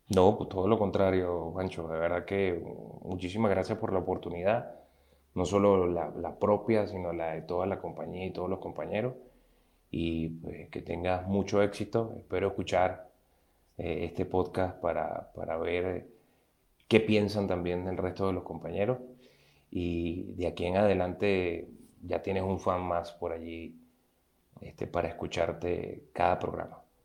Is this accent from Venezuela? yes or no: yes; Venezuela; moved away as an adult; cuando salí de Venezuela y me vine a otro país